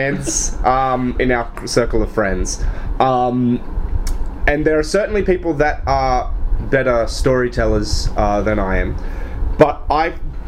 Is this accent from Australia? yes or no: yes; Australia; I'm from Australia